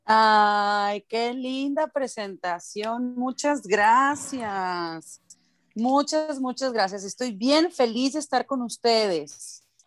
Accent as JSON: {"language": "Spanish", "country": "Mexico", "said": "para nosotros en México, pues yo tengo que hablar como, como nací, ¿no? O sea, con el acento con el que nací"}